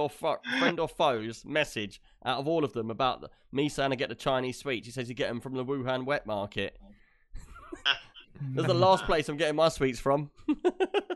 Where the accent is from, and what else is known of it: United Kingdom